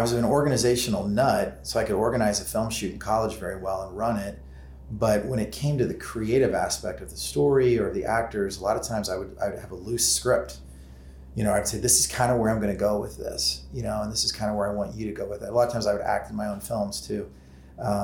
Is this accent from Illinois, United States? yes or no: yes; Alton, Illinois, United States; I grew up in Alton, which was where Michael was based